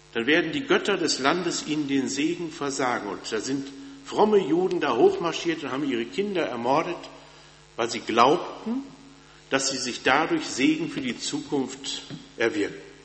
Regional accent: North Rhine-Westphalia, Germany; moved away; Ich komme ja aus Westfalen und wenn man in Westfalen in kirchlichen Kreisen groß wird, dann kennt man Bethel

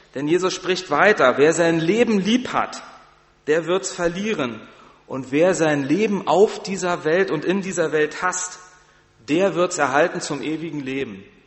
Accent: Berlin, Germany; moved away as an adult; now in Barmstedt, Germany; ich komme aus Berlin, ist eine große Stadt

